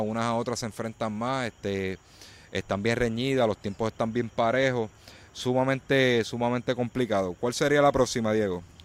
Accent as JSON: {"language": "Spanish", "country": "Puerto Rico"}